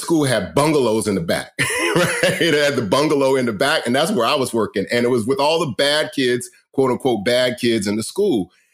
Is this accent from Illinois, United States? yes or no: no; Riverside, California, United States; I grew up in Riverside, California